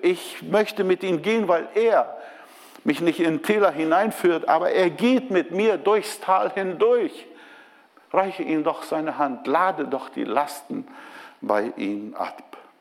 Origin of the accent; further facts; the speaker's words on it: Brazil; moved away as an adult; also born or lived in Bremen, Germany; now in Germany; ich bin Brasilianer